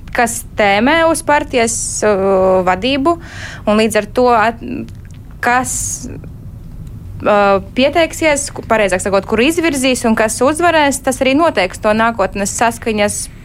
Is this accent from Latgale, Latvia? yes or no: yes; Rēzekne, Latgale, Latvia; Es pati esmu no Rēzeknes